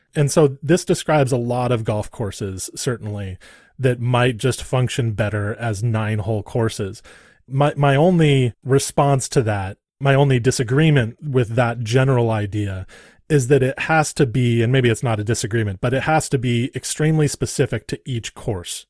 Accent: Santa Barbara, California, United States; I grew up in Santa Barbara, California.

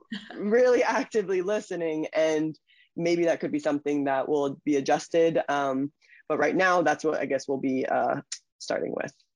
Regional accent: Stuart, Florida, United States; also born or lived in Germany; I grew up in Florida

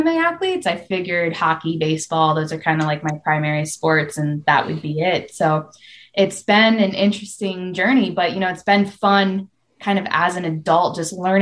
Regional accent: Michigan, United States; moved away as an adult; also born or lived in Florida; my background, I grew up in Michigan.

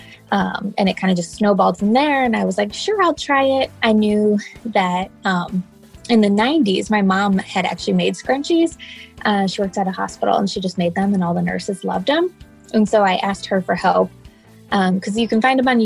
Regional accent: Cedar Rapids, Iowa, United States; I'm from Cedar Rapids, Iowa

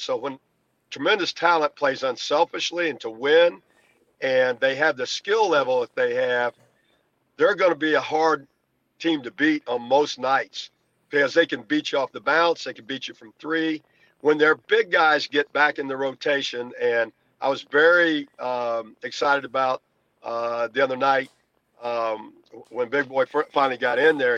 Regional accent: Indiana, United States; also born or lived in Kentucky; I was born in Kentucky, grew up in Indiana

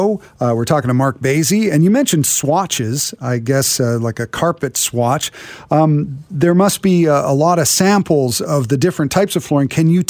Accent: Vancouver, British Columbia, Canada; I grew up in Vancouver. I've been on Vancouver radio for a long time.

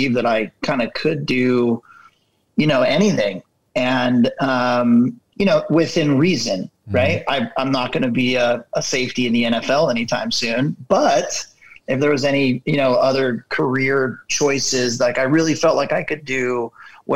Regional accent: Ventura, California, United States; I grew up in a small coastal town called Ventura here in Southern California

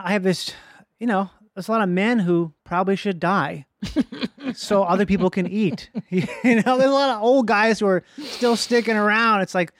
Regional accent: Minnesota, United States; born or raised there

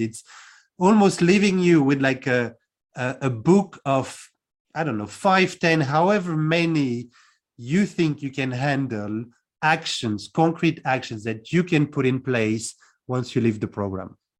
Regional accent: France; moved away as an adult; also born or lived in United Kingdom; now in Cluj-Napoca, Romania; I'm originally from France, um, born and raised, and I left about 15 years ago to move to the UK first, and now I'm in Cluj-Napoca in Romania

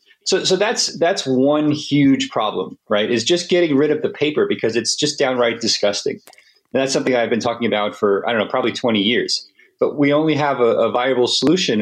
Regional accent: United States; as an American

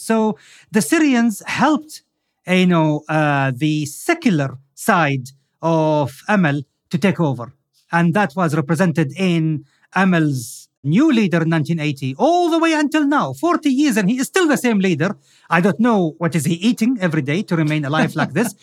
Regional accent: Al Khobar, Eastern Province, Saudi Arabia; in my hometown, Al-Khubar, in Saudi Arabia

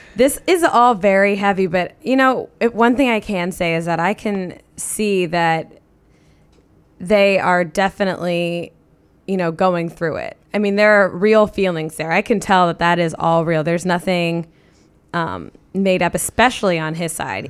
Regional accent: Midwest, United States; I grew up in the Midwest

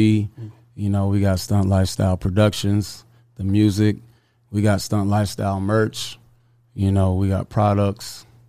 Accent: Atlanta, Georgia, United States; Yeah, I'm from Atlanta.

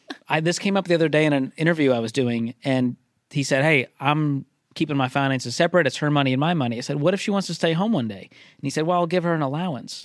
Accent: Boston, Massachusetts, United States; moved away as an adult; also born or lived in Mobile, Alabama; I grew up in Boston

